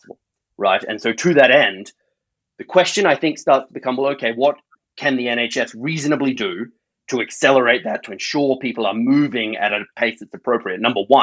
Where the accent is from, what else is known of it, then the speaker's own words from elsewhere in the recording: Australia; accent: Australian; now in United Kingdom; My accent reveals I'm Australian